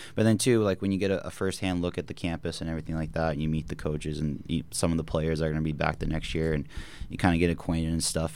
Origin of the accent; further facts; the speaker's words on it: Bakersfield, California, United States; moved away; also born or lived in Maryland; we kinda did a little back and forth from Bakersfield to Maryland, back to Bakersfield. Um, when I was four years old, we finally settled our roots there